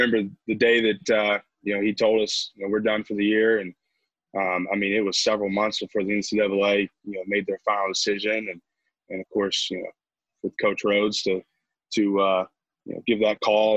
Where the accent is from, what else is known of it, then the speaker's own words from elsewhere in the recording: Indiana, United States; moved away as an adult; I'm from Indiana, so our high school field